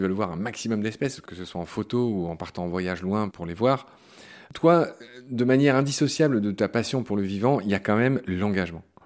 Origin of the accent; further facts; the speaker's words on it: Lorraine, Grand Est, France; en Lorraine, ma région natale, qui est aussi ta région natale